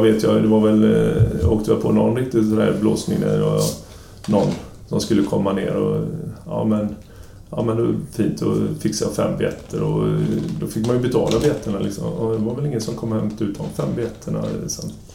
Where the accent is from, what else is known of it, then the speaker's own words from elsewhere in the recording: Sweden; moved away as an adult; also born or lived in Gothenburg, Sweden / Kiel, Germany; kom jag ner som ensam svensk